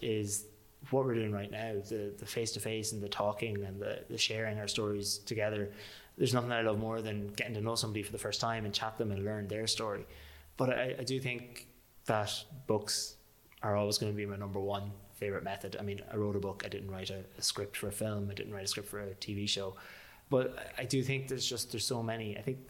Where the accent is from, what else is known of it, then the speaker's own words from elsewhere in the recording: Manorhamilton, Leitrim, Ireland; How about, just for my own sake, I have to do my hometown